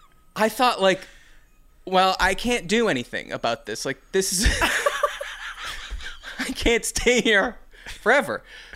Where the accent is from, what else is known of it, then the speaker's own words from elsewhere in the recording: United States; I'm an American.